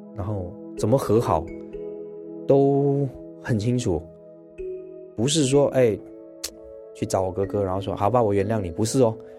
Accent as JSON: {"language": "Chinese", "country": "Malaysia", "said": "我是马来西亚华人，然后一直都在新马港台从事演艺的工作"}